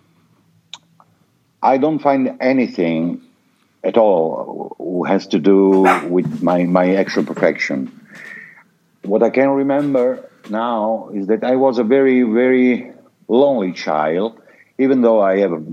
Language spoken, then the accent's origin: English; northern Italy, Italy; also born or lived in Apulia, Italy; My father moved to the north of Italy to get job